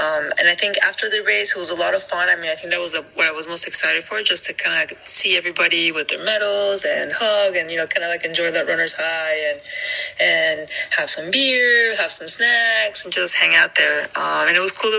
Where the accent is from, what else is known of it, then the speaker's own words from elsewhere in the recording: Miami, Florida, United States; I'm from Miami